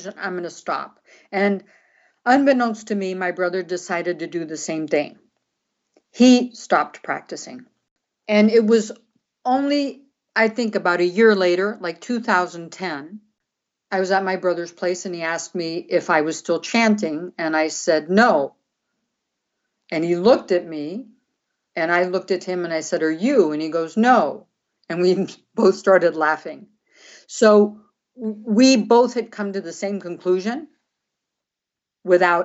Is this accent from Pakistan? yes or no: no; Brazil; moved away; also born or lived in San Francisco; I grew up in Brazil. I speak Portuguese